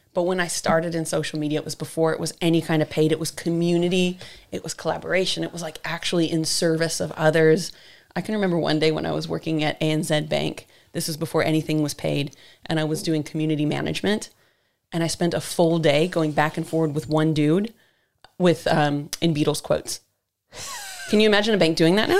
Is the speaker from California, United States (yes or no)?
yes; San Diego, California, United States; also born or lived in Missouri / London; now in New Zealand; the small town I grew up in in San Diego was right on the border with Mexico